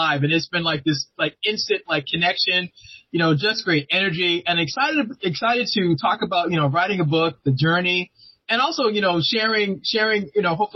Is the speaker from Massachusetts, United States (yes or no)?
yes; Boston, Massachusetts, United States; now in Maryland, United States